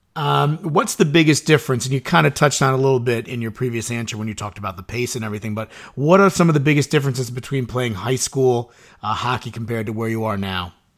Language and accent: English; Suffern, New York, United States; I grew up in Suffern and I work in Suffern